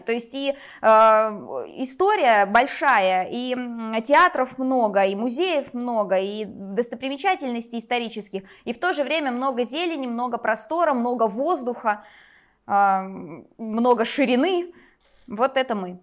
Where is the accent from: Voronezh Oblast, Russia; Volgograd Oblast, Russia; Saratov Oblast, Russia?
Voronezh Oblast, Russia; я родилась в Воронежской области, в 50 километрах от самого города, а в Воронеж переехала